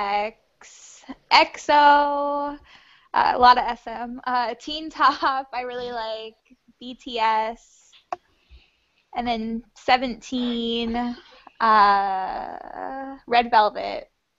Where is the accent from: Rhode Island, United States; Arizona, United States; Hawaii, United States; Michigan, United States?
Arizona, United States; I'm from Arizona. Born and raised.